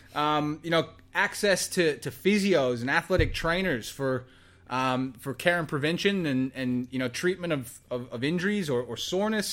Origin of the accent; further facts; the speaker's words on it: Texas, United States; moved away as an adult; now in Australia; I didn't grow up in the States, I grew up in Texas